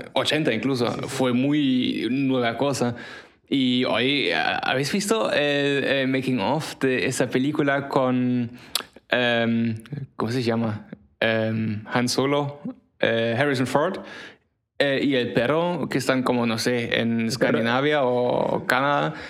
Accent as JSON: {"language": "Spanish", "country": "Germany", "second_language": "Spanish", "moved": "yes", "said": "yo soy de Alemania"}